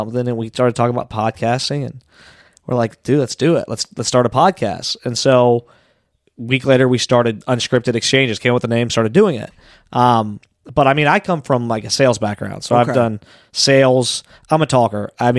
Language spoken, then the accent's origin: English; Anderson, Ohio, United States; also born or lived in Amelia, Ohio; I live in Amelia now. Okay. Yeah, but I grew up in Anderson